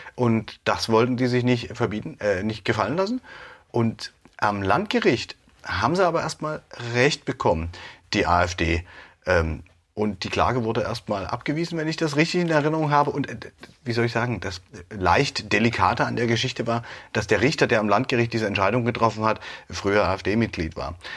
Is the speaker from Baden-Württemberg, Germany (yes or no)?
no; Dresden, Saxony, Germany; ich bin auch in Dresden geboren